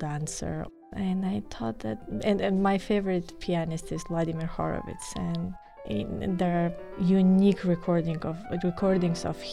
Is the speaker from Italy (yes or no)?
no; Tbilisi, Georgia; moved away as an adult; now in Arizona, United States; I'm from Republic of Georgia. Tbilisi is the capital city, so I studied there